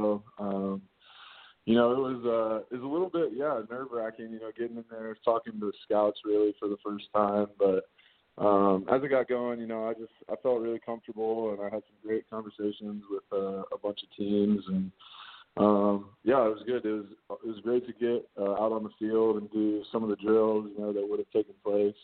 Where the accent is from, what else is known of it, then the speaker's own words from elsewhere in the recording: Columbus, Ohio, United States; moved away as an adult; now in Chicago, United States; growing up in Ohio, I'm a Midwest guy